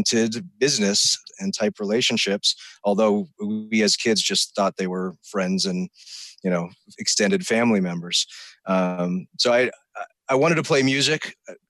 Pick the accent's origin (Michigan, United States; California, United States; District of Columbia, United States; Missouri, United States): California, United States; Sierra Nevada foothills; I grew up in the Sierra Nevada foothills